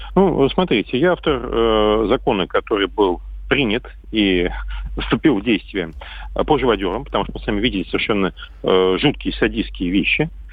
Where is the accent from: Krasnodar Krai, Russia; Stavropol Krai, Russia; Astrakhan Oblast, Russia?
Astrakhan Oblast, Russia; Astrakhan; моего родного города Астрахани